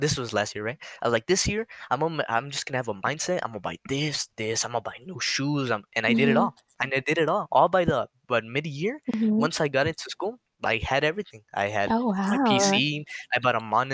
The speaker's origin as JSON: {"language": "English", "region": "New Mexico", "country": "United States", "said": "I'm from New Mexico, and it's just a desert"}